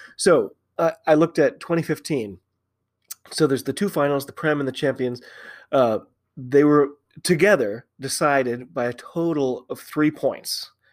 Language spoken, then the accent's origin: English; United States; I'm an American rugby fan.